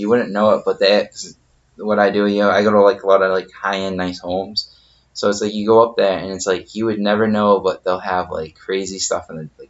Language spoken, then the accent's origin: English; Massachusetts, United States; we're all from Massachusetts.